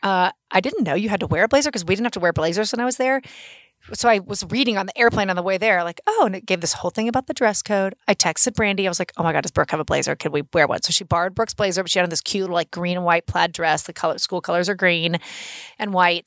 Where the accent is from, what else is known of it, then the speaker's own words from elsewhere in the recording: Oklahoma City, Oklahoma, United States; I said Oklahoma City